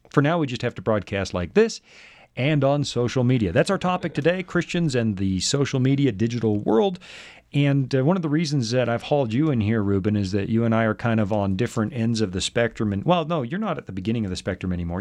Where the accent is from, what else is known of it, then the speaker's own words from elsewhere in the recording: Salmon Arm, British Columbia, Canada; moved away; my hometown newspaper, the Salmon Arm Observer